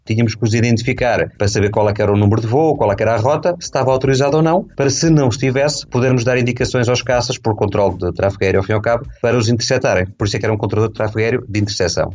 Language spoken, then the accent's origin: Portuguese; Estoril, Lisbon, Portugal; also born or lived in Tires; now in Paços de Ferreira, Portugal; eu nasci no Estoril, entretanto, acabei por vir para o Porto, Passos de Ferreira e cá fiquei